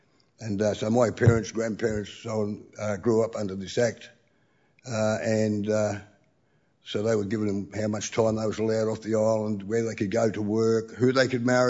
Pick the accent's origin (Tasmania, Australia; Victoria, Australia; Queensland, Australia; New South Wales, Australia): Tasmania, Australia; of the Pakana of Tasmania.